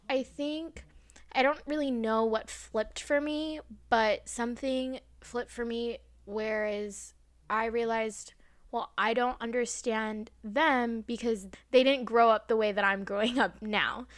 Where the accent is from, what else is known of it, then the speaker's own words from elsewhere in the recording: United States; accent: American; I'm not British, an American accent